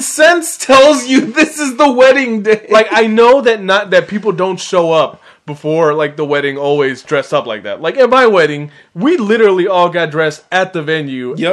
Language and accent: English; San Francisco Bay Area, California, United States; I was born in San Francisco